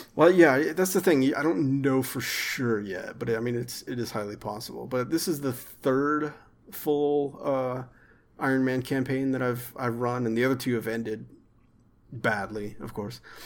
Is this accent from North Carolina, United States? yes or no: no; Arkansas, United States; also born or lived in Texas / central Texas; I was born in Texas, but I'm from Arkansas. But I spent a lot of years in central Texas, too